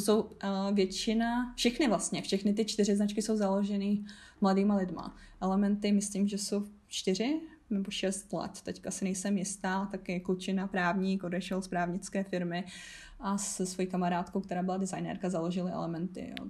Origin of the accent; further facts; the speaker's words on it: Havířov, Moravian-Silesian Region, Czechia; jsem z Havířova, což je 20-30 minut od polských hranic